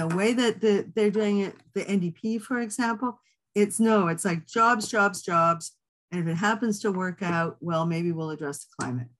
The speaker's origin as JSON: {"language": "English", "region": "Manitoba", "country": "Canada", "said": "I'm from Manitoba"}